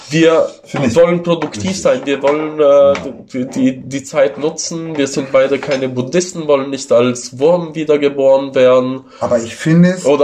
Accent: Italy; first language Italian; German is a second language; eine sehr viel ältere Sprache als das äh, Italienische, also meine Muttersprache.

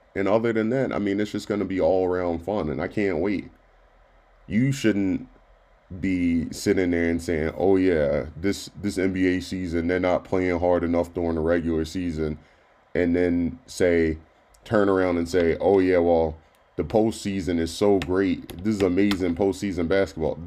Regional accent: Baltimore, Maryland, United States; now in Central Pennsylvania, United States; my hometown of Baltimore

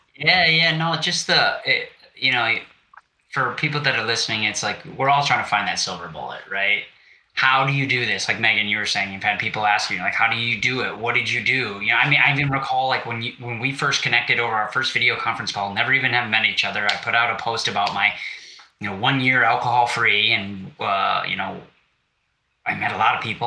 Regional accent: Wisconsin, United States; I'm from Wisconsin.

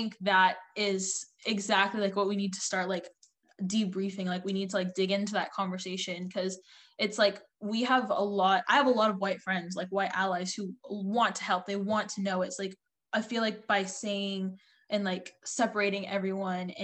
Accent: United States; I'm like, I don't know, America.

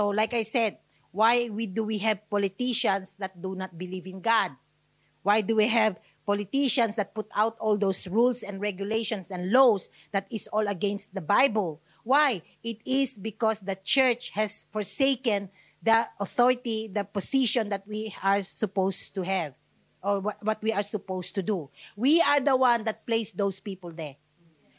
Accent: Australia; I'm Australian

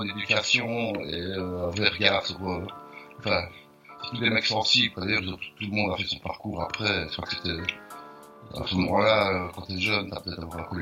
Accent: Liège, Wallonia, Belgium; on vient de Liège, en Belgique, et on faisait, on faisait partie d'un collectif.

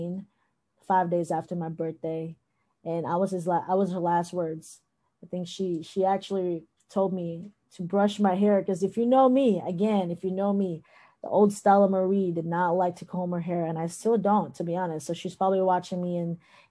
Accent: Thailand; moved away; also born or lived in Philippines; I was born in the Philippines, but I grew up in Thailand.

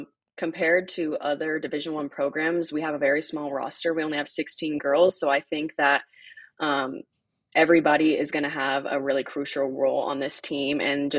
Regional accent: Kansas City, Missouri, United States; moved away as an adult; now in Seattle, United States; We kind of grew up together. We're both from Kansas City, Missouri.

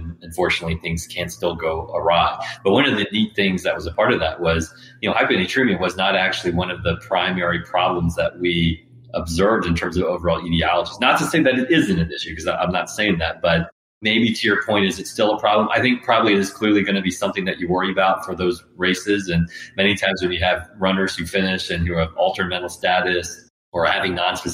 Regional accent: Southeast, United States; I'm in Georgia. And so growing up in the Southeast myself

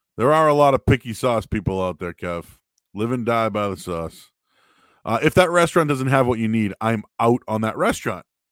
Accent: Boston, Massachusetts, United States; also born or lived in North Shore, Massachusetts; I grew up in Boston.

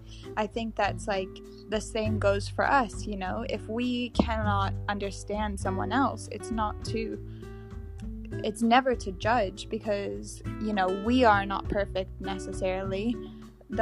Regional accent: England, United Kingdom; But I'm English, so I say food.

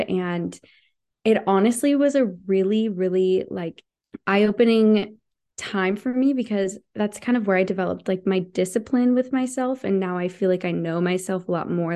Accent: United States; also born or lived in Montana; I'm from Idaho, Washington, people are always hunting

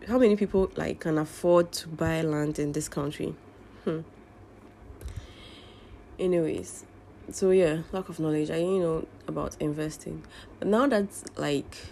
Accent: Ghana; I'm Ghanaian Muslim living in Ghana

